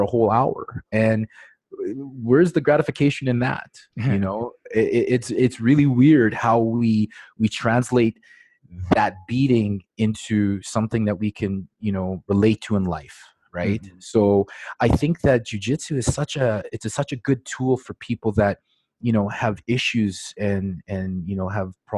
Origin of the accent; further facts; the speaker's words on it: Regina, Saskatchewan, Canada; I'm from Regina, Saskatchewan, and I'm right in the middle of Canada.